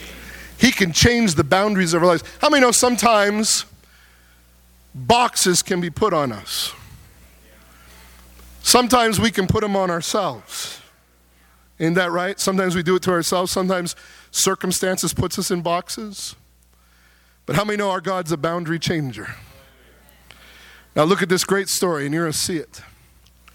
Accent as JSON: {"language": "English", "town": "South Porcupine", "region": "Ontario", "country": "Canada", "tie": "born or raised there", "said": "I was born in South Porcupine, Ontario"}